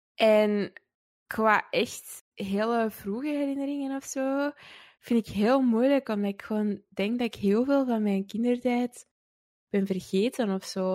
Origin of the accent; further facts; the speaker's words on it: Antwerp, Flanders, Belgium; also born or lived in Wilrijk, Antwerp; ik ben opgegroeid in het Kiel. Eh, dat is ook een deelgemeente van Antwerpen.